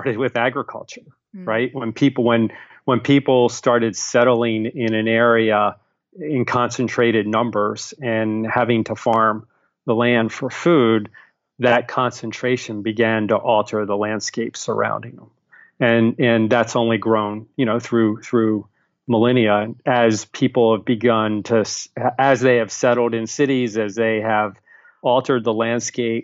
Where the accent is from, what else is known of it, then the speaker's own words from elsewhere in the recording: Baltimore, Maryland, United States; I grew up in Baltimore